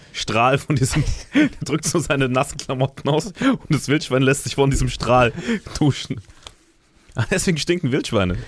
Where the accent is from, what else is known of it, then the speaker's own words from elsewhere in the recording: Saarland, Germany; meine Oma im Saarland lebt noch. Also bei der bin ich am Haus aufgewachsen